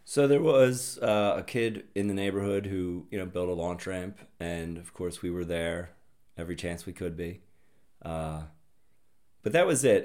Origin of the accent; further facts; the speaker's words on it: Upper Darby, Pennsylvania, United States; I'm from Upper Darby, Pennsylvania, Delco